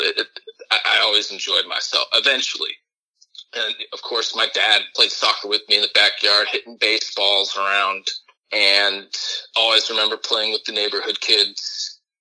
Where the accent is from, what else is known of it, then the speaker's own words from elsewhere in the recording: Dublin, Ohio, United States; I grew up in Dublin, a suburb of Columbus